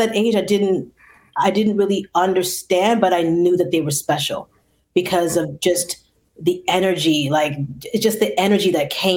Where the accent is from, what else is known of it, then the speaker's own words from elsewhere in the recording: Toronto, Ontario, Canada; I grew up in Toronto, but more specifically, I grew up in the Rex.